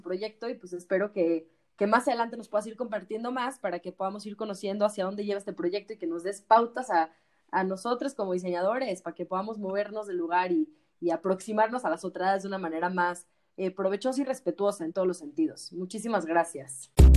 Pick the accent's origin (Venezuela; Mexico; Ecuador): Mexico; como como mexicanos